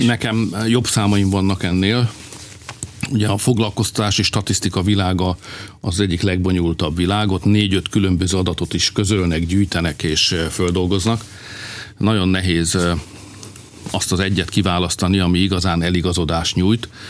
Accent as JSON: {"language": "Hungarian", "country": "Hungary", "said": "magyar vagyok"}